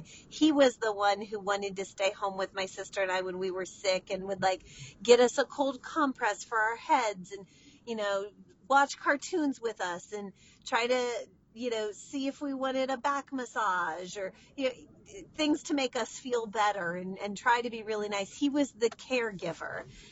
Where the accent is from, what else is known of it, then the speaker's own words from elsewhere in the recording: United States; I'm an American